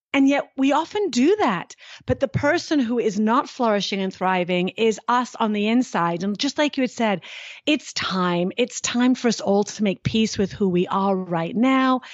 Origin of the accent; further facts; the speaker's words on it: United Kingdom; now in United States; being British